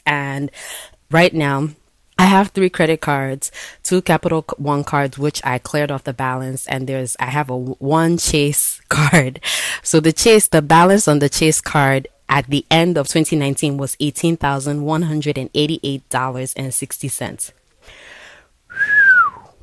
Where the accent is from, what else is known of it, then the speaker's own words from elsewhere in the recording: Enugu, Enugu State, Nigeria; also born or lived in New York; now in New York City, United States; I was born in New York, but I grew up in Enugu, Nigeria.